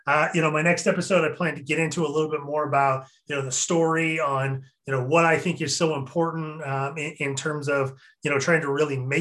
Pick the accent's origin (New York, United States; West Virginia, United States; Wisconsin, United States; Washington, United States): Washington, United States; Eastern; moved away as an adult; now in Seattle, United States; I was originally from Eastern Washington